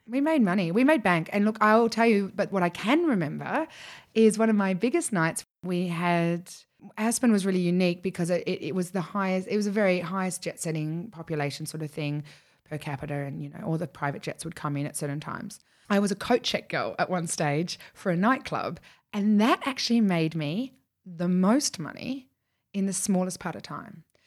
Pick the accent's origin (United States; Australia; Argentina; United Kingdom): Australia; being the Australian, or the only Australian in the room